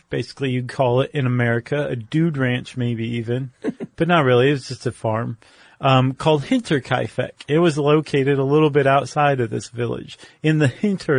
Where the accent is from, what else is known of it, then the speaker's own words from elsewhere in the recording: United States; I'm an American.